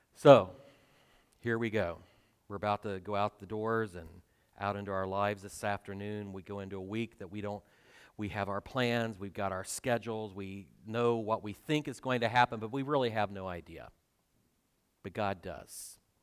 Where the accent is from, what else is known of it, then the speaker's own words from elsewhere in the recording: twenty miles north of Cedarville, Ohio, United States; moved away; Cedarville, which is twenty miles south of my hometown